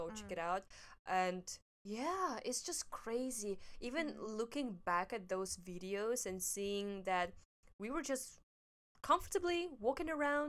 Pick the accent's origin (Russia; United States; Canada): Russia; now in Hong Kong; I'm from Russia.